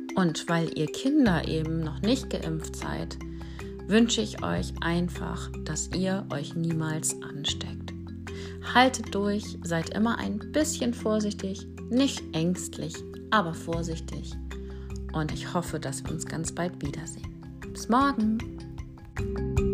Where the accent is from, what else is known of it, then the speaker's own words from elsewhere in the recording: Schleswig-Holstein, Germany; Bei uns in Schleswig-Holstein